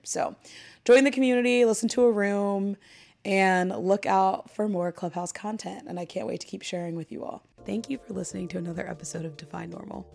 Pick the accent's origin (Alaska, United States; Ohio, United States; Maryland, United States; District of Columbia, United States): Ohio, United States; Dayton; moved away as an adult; now in New York City, United States; I'm also from Dayton, Ohio